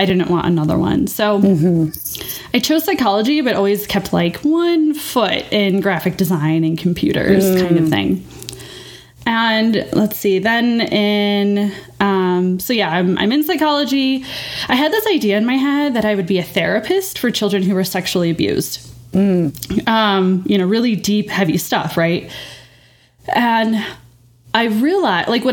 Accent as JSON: {"language": "English", "town": "Chicago", "region": "Illinois", "country": "United States", "tie": "born or raised there", "moved": "yes", "said": "So I'm an undergrad back in Chicago. That's my hometown."}